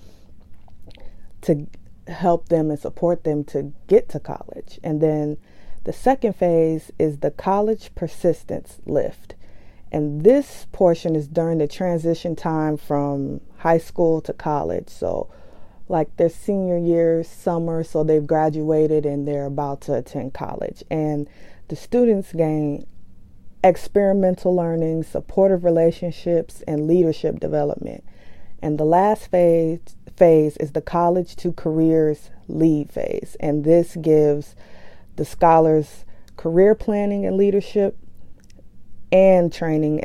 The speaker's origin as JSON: {"language": "English", "town": "Chicago", "region": "Illinois", "country": "United States", "tie": "born or raised there", "said": "my hometown of Chicago"}